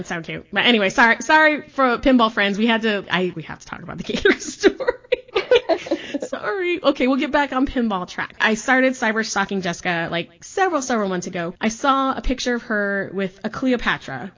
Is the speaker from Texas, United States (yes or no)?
yes; Texas, United States; also born or lived in Chicago, Illinois; I was born in Chicago, I grew up in Texas